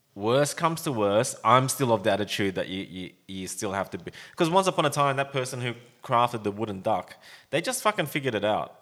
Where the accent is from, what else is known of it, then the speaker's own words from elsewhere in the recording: Sydney, New South Wales, Australia; when I was growing up around Sydney